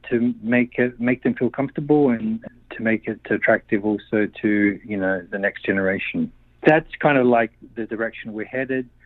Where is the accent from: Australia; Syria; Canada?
Australia; Adelaide, South Australia; born there; moved away as an adult; Okay, I'm 57. I was born in Adelaide and um, to Slovenian parents and the Slovenian club community church was really a, a, a, very important part of my upbringing.